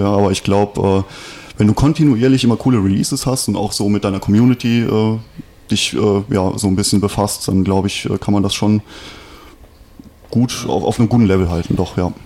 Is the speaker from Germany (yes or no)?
yes; Westerwald, Rhineland-Palatinate, Germany; bei uns im Westerwald